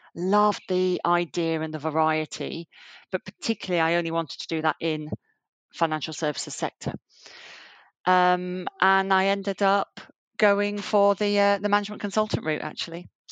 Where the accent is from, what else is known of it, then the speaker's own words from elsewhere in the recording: Yorkshire and the Humber, United Kingdom; moved away as an adult; also born or lived in Southampton; now in London, United Kingdom; I grew up in Yorkshire, um, in the north of England.